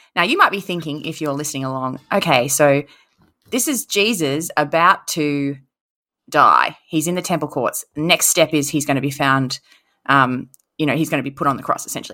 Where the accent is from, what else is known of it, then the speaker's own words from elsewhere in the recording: Queensland, Australia; I was raised in Queensland